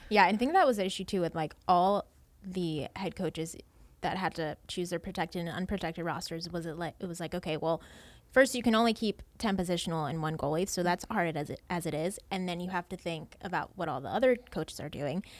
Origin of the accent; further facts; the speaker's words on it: Baltimore, Maryland, United States; born and raised in Baltimore